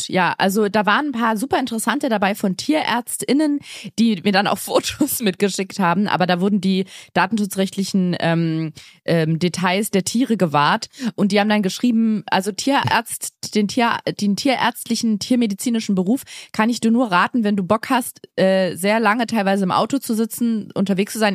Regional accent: Berlin, Germany; Ich bin in einem Bezirk groß geworden in Berlin

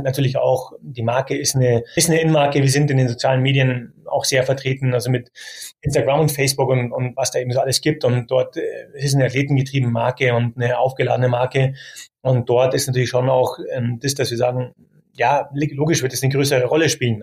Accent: Munich, Bavaria, Germany; als geborener Münchner

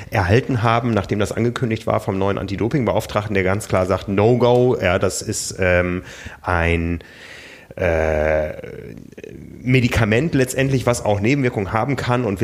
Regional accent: Osnabrück, Lower Saxony, Germany; ich bin in Osnabrück groß geworden. Das war damals die größte britische Garnisonsstadt.

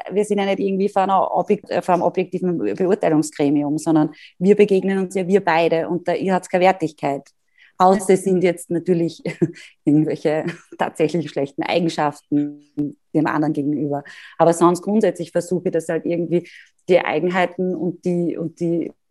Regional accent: Graz, Styria, Austria; da auch wieder als Internatskind großer, großer Vorteil und als Grazerin, die immer viele Freunde in Wien gehabt hat.

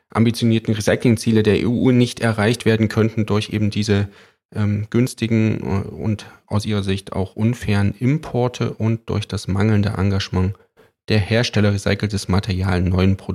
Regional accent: East Germany, Germany; Nee, ich komme aus dem Osten, wir hatten nichts.

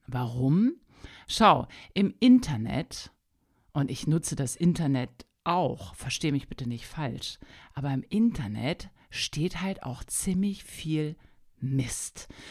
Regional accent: Hanover, Lower Saxony, Germany; also born or lived in Wolfsburg; Ich komme ursprünglich aus Hannover

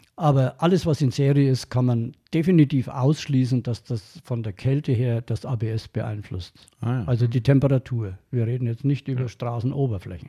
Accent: Franconia, Bavaria, Germany; accent: Franconian; meinen fränkischen Dialekt

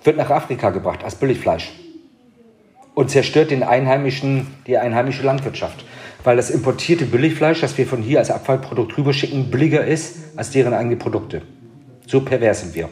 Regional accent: Bremen, Germany; ich komme aus Bremen

